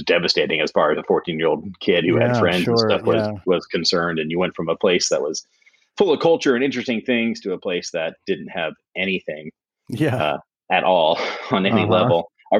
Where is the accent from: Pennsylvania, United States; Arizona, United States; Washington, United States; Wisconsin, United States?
Pennsylvania, United States; York; born there; I was born on the East Coast in York, Pennsylvania, so in the Northeast.